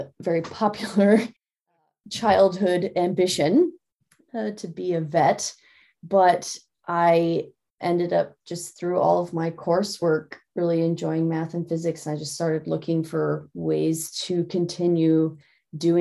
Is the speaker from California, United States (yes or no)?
no; Lincoln, Nebraska, United States; I grew up in Lincoln, Nebraska, which is in the middle of the United States